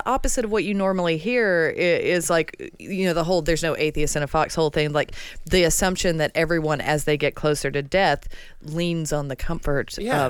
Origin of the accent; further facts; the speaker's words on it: Alabama, United States; I'm from Alabama, and the church I went to was the Church of Christ